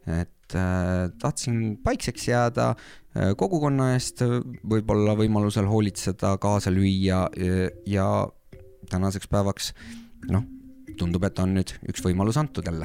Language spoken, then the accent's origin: Estonian; Saarde Parish, Pärnu County, Estonia; moved away as an adult; also born or lived in Norway; mina olen siit